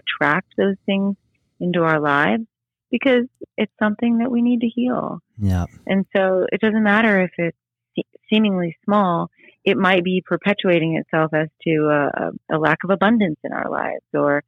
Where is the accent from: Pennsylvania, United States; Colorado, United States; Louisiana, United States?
Louisiana, United States; New Orleans; now in St. Petersburg, Florida, United States; I grew up outside of New Orleans